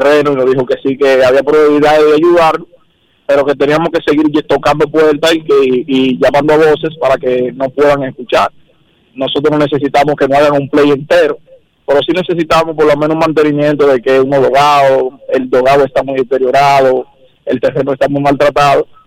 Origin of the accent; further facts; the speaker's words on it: Dominican Republic; yo soy defensor de mi pueblo, mi pueblo está ubicado en la comunidad del cruce de Ocoa, eso está entre Baniasua.